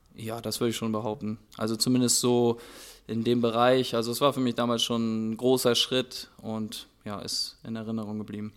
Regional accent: Hörup, Schleswig-Holstein, Germany; ich bin da ganz bescheiden aufgewachsen in Hörup

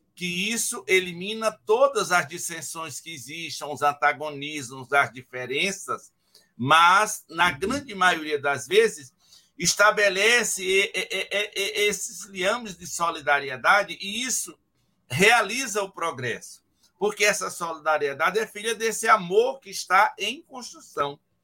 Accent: Ceará, Brazil; moved away; Na minha casa, meus pais foram 14 filhos lá no Ceará, naquele tempo. Eu sou décimo primeiro

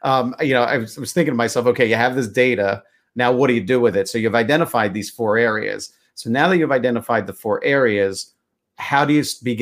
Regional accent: Upper Pottsgrove, Pennsylvania, United States; now in North Coventry, United States; I'm formerly from Upper Pottsgrove as well, the North End.

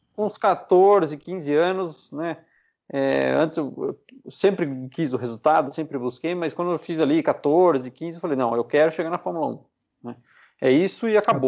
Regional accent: Piedade, São Paulo, Brazil; Eu sou de Piedade, né? A cidade que fica a 100 quilômetros de São Paulo.

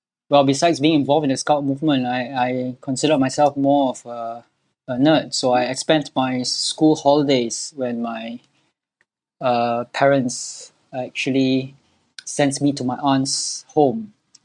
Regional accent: Singapore; I'm born and bred in Singapore all my life

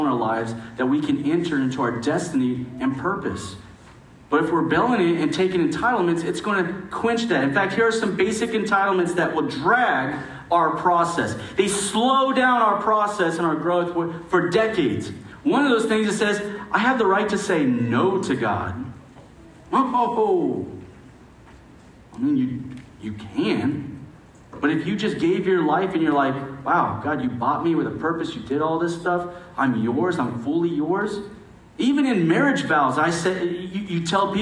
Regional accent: United States; as an American

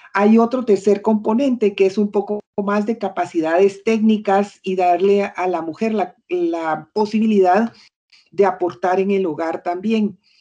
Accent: Guatemala; moved away as an adult; also born or lived in United States; viví como 16 años fuera de Guatemala en Estados Unidos.

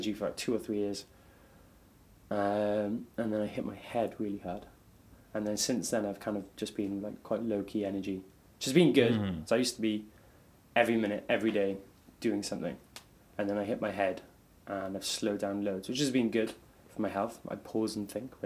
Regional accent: Cardiff, Wales, United Kingdom; also born or lived in Melbourne, Australia; I'm from Cardiff in Wales.

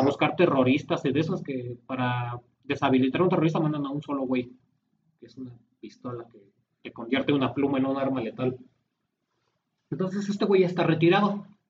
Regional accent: Mexico; nosotros como mexicanos

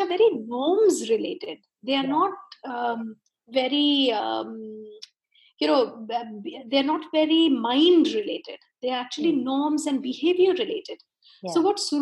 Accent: India; being an Indian

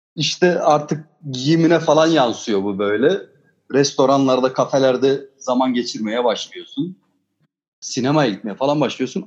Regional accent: Osmaniye, Turkey; Üçümüz de zaten hani Osmaniyeliyiz, Çukurovalıyız.

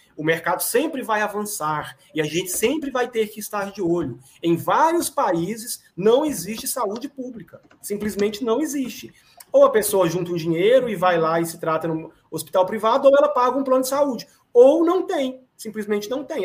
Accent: Brazil; Nós, enquanto brasileiros e brasileiras

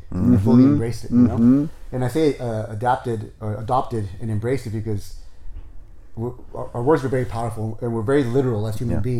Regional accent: Torrance, California, United States; I was born and raised in Torrance, like so Torrance that I went to Torrance High.

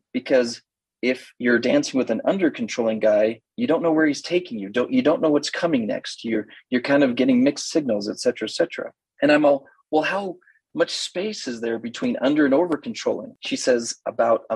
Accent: Idaho, United States; I'm from Idaho, a little bit of a knuckle dragger, wrestled seriously through high school

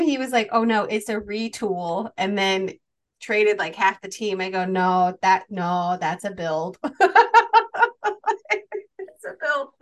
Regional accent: Chicago, Illinois, United States; I grew up in Chicago

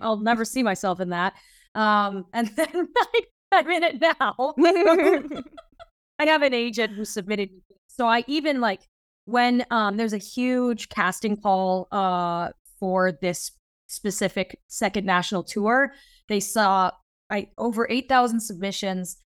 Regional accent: Fargo, North Dakota, United States; moved away as an adult; also born or lived in Minnesota / Brooklyn, New York; I'm originally from a very random place, which is, uh, Fargo, North Dakota

